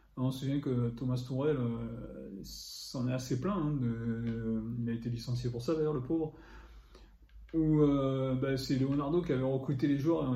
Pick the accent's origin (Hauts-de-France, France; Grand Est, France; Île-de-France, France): Île-de-France, France; Paris; je suis parisien